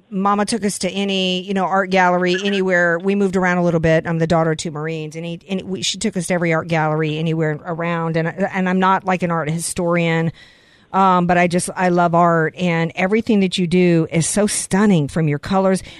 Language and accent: English; New Orleans, Louisiana, United States; I'm from New Orleans. I'm a New Orleans Saints girl